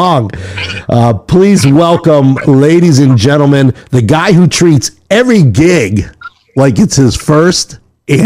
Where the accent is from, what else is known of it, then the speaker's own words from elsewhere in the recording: Amsterdam, New York, United States; now in North Carolina, United States; I'm from upstate New York. I'm from Amsterdam, New York